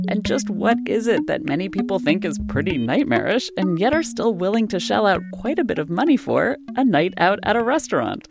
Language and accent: English; Sonoma, California, United States; also born or lived in New York; my hometown of Sonoma, north of San Francisco